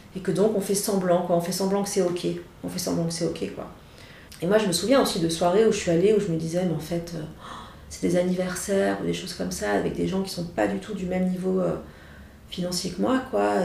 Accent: Saint-Étienne, Auvergne-Rhône-Alpes, France; now in Paris, France; je viens de Saint-Etienne

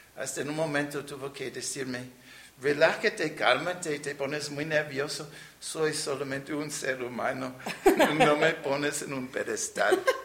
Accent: New York City, New York, United States; Spanish is a second language; moved away as an adult; also born or lived in Nueva Rosita, Coahuila, Mexico; now in Saltillo, Mexico; yo crecí en la ciudad de Nueva York Nací en Brooklyn

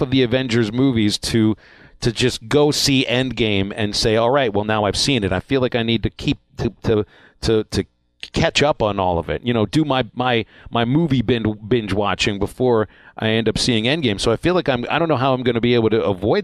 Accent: Pittsburgh, Pennsylvania, United States; moved away; my hometown almost of Pittsburgh.

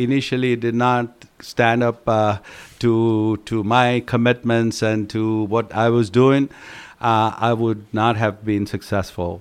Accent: Hyderabad, Telangana, India; now in United States; traveling with him in my hometown

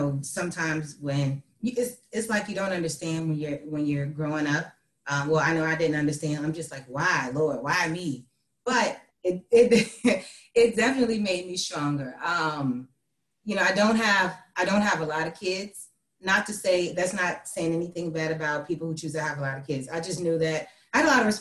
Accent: Hampton, Virginia, United States; I'm from Hampton, Virginia. I'm the oldest of four. You know, I lived there for pretty much most of my life.

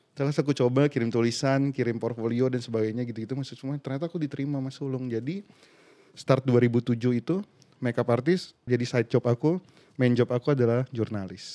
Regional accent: Pontianak, West Kalimantan, Indonesia; born or raised there; moved away as an adult; now in Jakarta, Indonesia

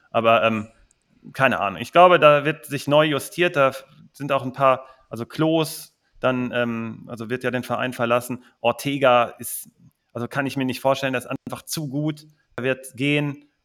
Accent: Cologne, North Rhine-Westphalia, Germany; Als Kölner hat man immer das Problem gehabt, dass man gegen tiefstehende Gegner, dass da nicht viel ging.

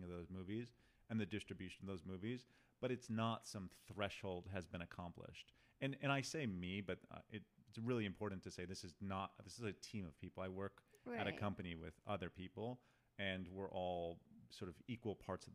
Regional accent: Detroit, Michigan, United States; now in Los Angeles, United States; I'm from Detroit

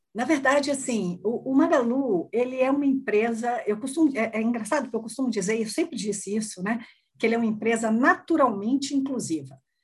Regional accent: Salvador, Bahia, Brazil; now in São Paulo, Brazil; sou baiana, sou de Salvador, na Bahia

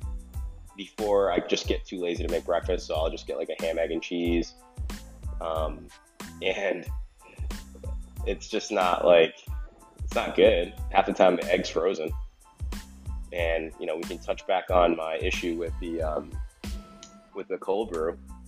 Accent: Seekonk, Massachusetts, United States; my hometown in Seekonk

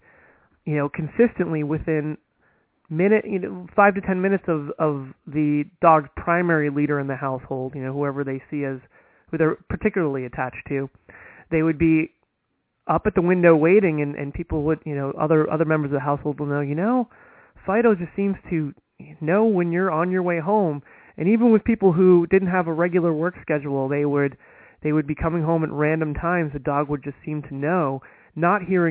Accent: United States; being an American

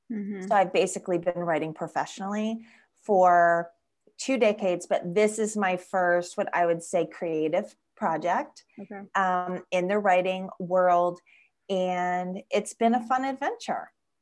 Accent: Florida, United States; but I am actually originally from South Florida. I was born in the Florida Keys. So that's pretty unique. Not many people are from the Florida Keys, and that makes me a conch.

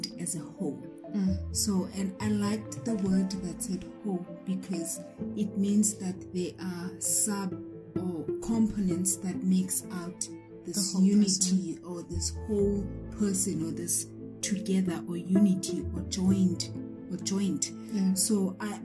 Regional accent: Bizana, Eastern Cape, South Africa; I am a South African citizen from the Eastern Cape in Bizana.

